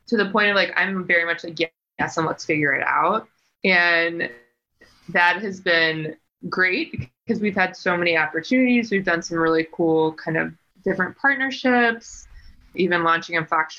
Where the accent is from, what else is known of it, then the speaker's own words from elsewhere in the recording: East Coast, United States; moved away; I'm from the East Coast